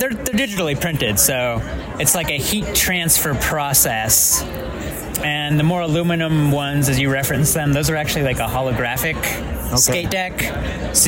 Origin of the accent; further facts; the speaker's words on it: Albuquerque, New Mexico, United States; I'm from Albuquerque, so I grew up here, was born and raised